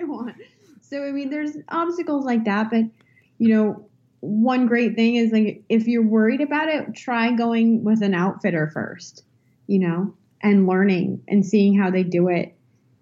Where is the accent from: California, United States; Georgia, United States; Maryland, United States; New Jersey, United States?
California, United States; I'm born and raised in California